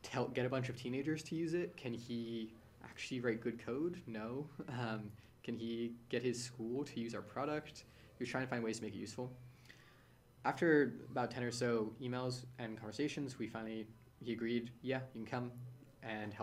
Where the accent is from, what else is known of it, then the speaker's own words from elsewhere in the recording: San Francisco, California, United States; So I'm born and raised in San Francisco. I've lived here my whole life.